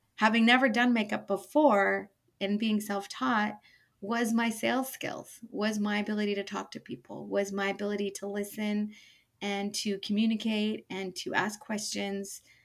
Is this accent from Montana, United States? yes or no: no; Bay Area, California, United States; moved away as an adult; now in Portland, United States; So from the Bay Area, um, lived there most of my life until moving to Portland 10 years ago